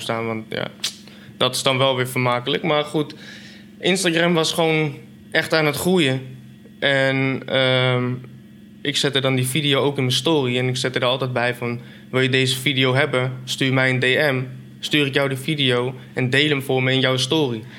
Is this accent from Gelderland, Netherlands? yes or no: yes; Apeldoorn, Gelderland, Netherlands; Ik kom uit Apeldoorn, 24, bijna 25, inmiddels vader